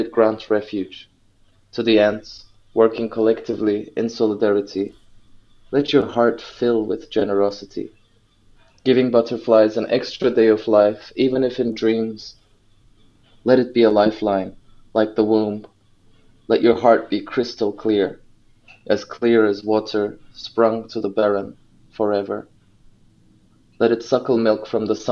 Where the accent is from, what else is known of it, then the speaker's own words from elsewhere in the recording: Ankara, Turkey; moved away as an adult; I grew up in Ankara. I was born there in the capital of Turkey.